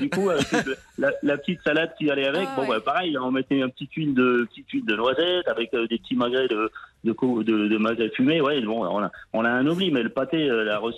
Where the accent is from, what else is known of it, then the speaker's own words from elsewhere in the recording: Sarreguemines, Grand Est, France; Je suis né à Sarreguemines.